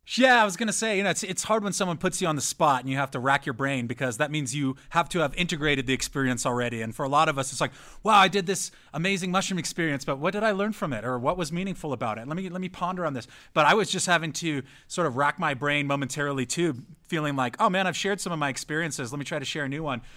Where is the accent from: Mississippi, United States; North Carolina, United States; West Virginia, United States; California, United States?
California, United States; San Diego; also born or lived in San Francisco, California; I'm from San Diego, California, and I went to school in San Francisco